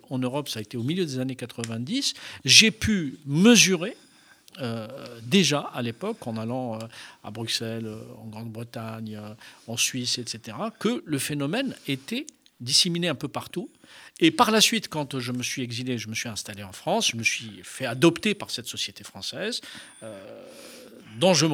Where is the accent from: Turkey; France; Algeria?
Algeria; moved away; je suis né en Algérie. Euh, euh, j'ai grandi dans ce pays.